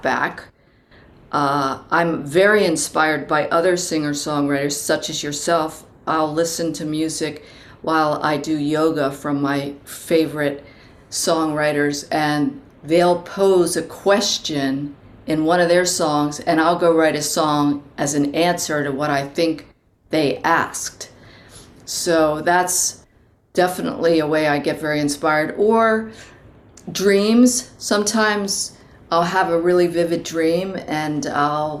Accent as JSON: {"language": "English", "town": "Baltimore", "region": "Maryland", "country": "United States", "tie": "born or raised there", "said": "I grew up in Baltimore, Maryland"}